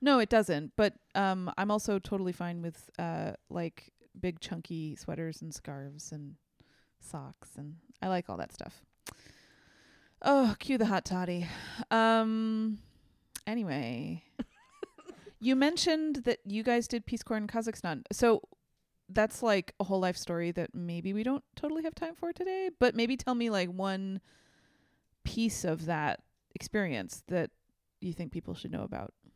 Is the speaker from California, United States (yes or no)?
yes; San Francisco, California, United States; I am from San Francisco